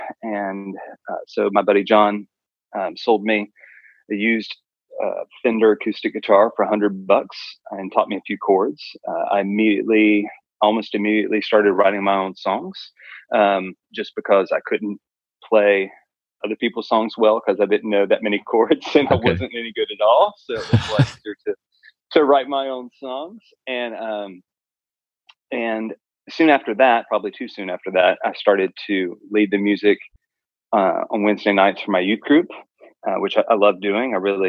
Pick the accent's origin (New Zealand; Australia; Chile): Chile; So I grew up in Chile for a lot of my formative years.